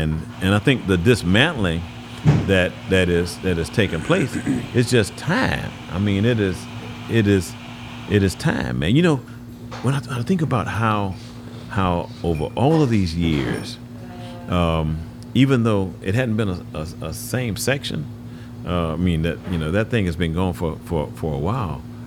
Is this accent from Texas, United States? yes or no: yes; Houston, Texas, United States; I grew up in Houston, grew up in the Heights